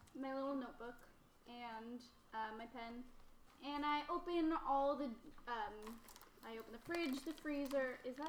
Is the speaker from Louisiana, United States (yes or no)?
no; Utah, United States; born there; and I was born in Utah.